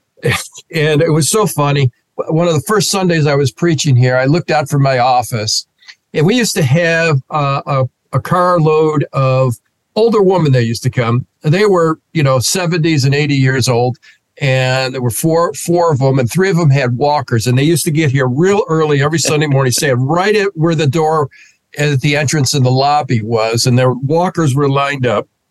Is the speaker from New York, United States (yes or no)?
yes; Rochester, New York, United States; moved away as an adult; also born or lived in Philadelphia, Pennsylvania / Fishkill, New York / West Hartford, Connecticut; born and raised in Rochester, New York